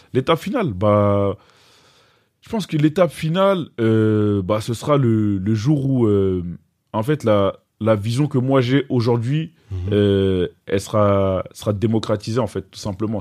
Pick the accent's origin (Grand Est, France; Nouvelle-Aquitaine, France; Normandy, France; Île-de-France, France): Île-de-France, France; Gennevilliers; also born or lived in Bamako, Mali; d'où je viens, je viens de Gennevilliers. Donc j'ai grandi cité du lutte.